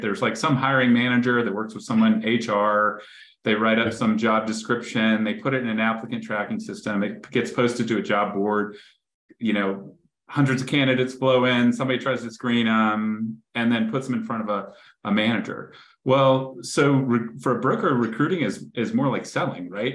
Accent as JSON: {"language": "English", "town": "Greensboro", "region": "North Carolina", "country": "United States", "tie": "born or raised there", "said": "I grew up in Greensboro, North Carolina"}